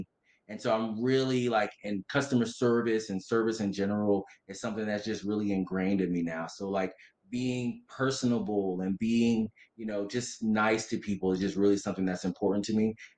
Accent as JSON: {"language": "English", "town": "Boston", "region": "Massachusetts", "country": "United States", "tie": "born or raised there", "also_born_or_lived": "Atlanta", "moved": "yes", "lives_now": "Washington, D.C., United States", "said": "I'm originally from Boston. My parents are from Haiti. So they immigrated to the U.S. and had me in Boston. However, I've moved around a little bit. So I moved to Atlanta and lived there for 7 years. And currently I live in Washington, D.C. and I've been there for 6 years."}